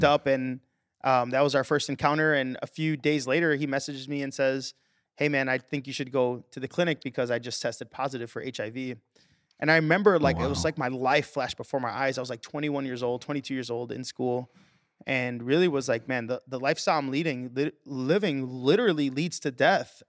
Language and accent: English; Chicago, Illinois, United States; I was born and raised here in Chicago.